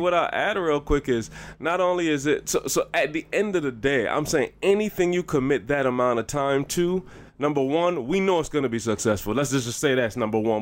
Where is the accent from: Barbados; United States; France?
Barbados; I'm growing up in Barbados and our culture is, like, for real